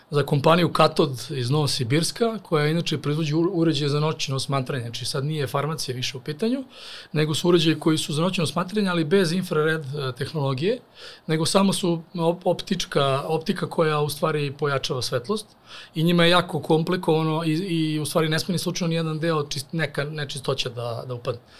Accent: Serbia; mi Srbi

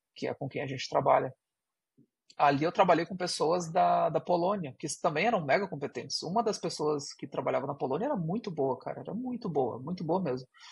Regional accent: Brazil; uma pessoa que tem um ouvido brasileiro

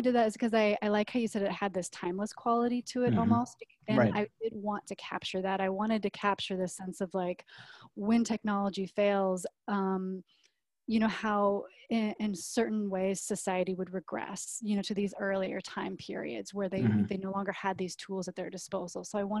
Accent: Nebraska, United States; you know, growing up in Nebraska

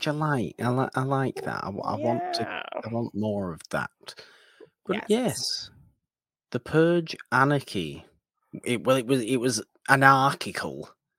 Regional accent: United Kingdom; British people have our own kind of, we like to lord ourselves over everybody else kind of attitude sometimes.

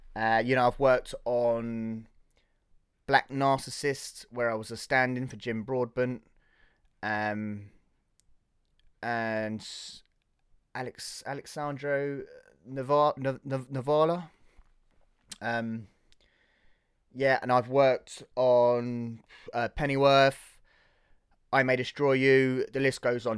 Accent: Hertfordshire, East of England, United Kingdom; Born and raised in Hertfordshire

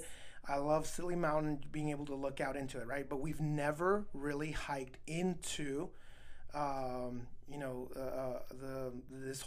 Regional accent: El Paso, Texas, United States; moved away; also born or lived in Juarez, Mexico; I grew up in Texas, El Paso.

